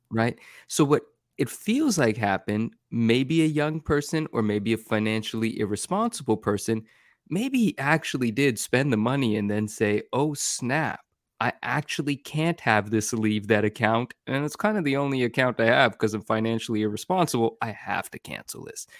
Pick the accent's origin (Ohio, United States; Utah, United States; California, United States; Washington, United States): California, United States; Bay Area; in the Bay Area where I grew up in California